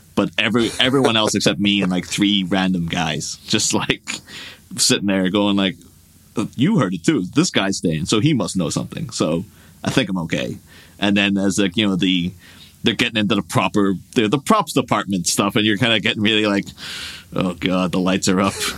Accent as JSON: {"language": "English", "country": "Ireland", "tie": "born or raised there", "said": "my hometown in Ireland"}